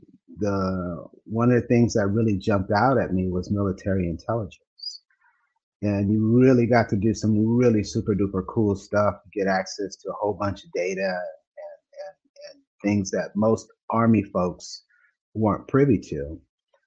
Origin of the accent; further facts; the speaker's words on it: Los Angeles, California, United States; now in Dallas, United States; I didn't grow up here in Texas. I'm a transplant. I grew up in California. And my grandmother lived in San Bernardino. We lived in Los Angeles.